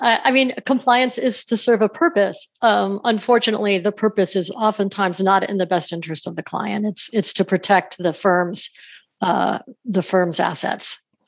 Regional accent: New York, United States; moved away as an adult; also born or lived in Denver / Salt Lake City; I grew up in New York and moved out to Denver to go to law school

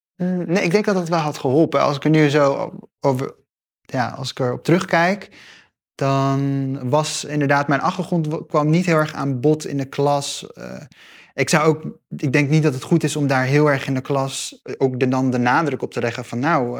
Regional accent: Gelderland, Netherlands; ik ben opgegroeid in Gelderland, in een klein stadje

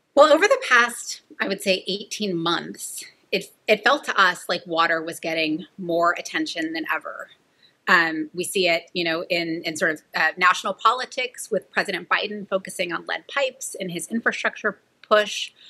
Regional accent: Merced, California, United States; I grew up in the Central Valley of California in a town called Merced

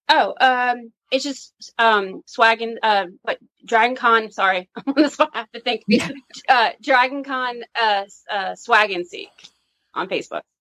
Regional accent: New Orleans, Louisiana, United States; I'm from Louisiana and we, uh, New Orleans actually.

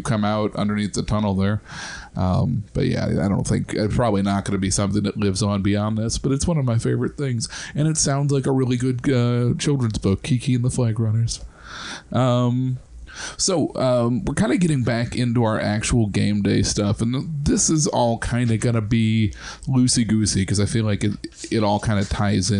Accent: Central Illinois, United States; moved away; I'm from Central Illinois

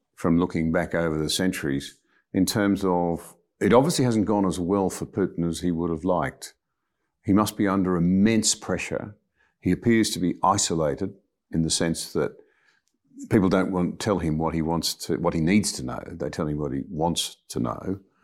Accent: Australia; as an Australian

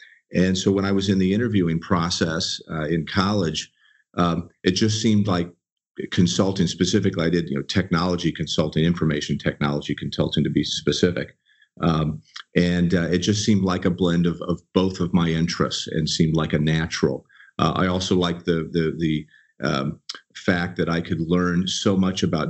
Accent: Southern California, United States; I was a native. I was born and raised here. And though I've traveled and lived in a lot of places as a consultant with Accenture, I've always called Southern California home

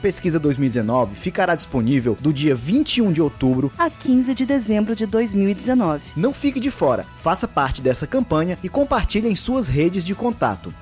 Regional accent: Belém, Pará, Brazil; Eu, por exemplo, sou de Belém do Pará

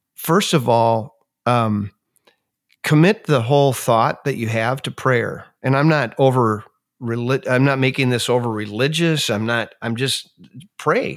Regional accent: Minnesota, United States; moved away as an adult; I grew up in Minnesota and spent the first forty-three years of my life there

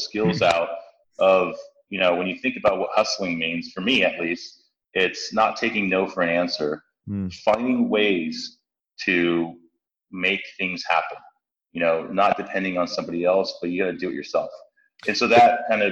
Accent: San Francisco, California, United States; I grew up in San Francisco most of my life. I grew up in the Tenderloin

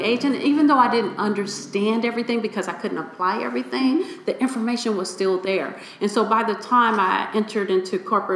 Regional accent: Chicago, Illinois, United States; I come from Chicago's inner city. I grew up in Inglewood

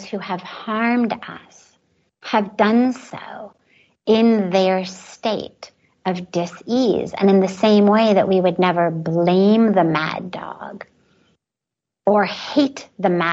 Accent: Los Angeles, California, United States; moved away as an adult; now in India; growing up in Los Angeles with all the privilege

